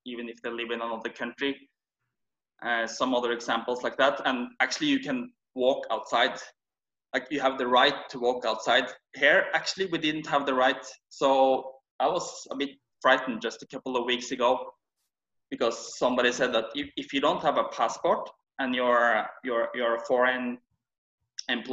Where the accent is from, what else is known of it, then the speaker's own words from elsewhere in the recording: Norway; moved away as an adult; now in Kuala Lumpur, Malaysia; I'm from Norway